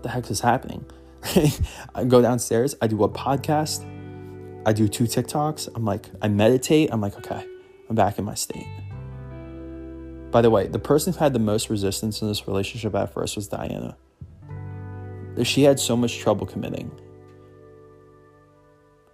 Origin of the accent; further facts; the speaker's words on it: Philadelphia, Pennsylvania, United States; Every little thing that I love in my hometown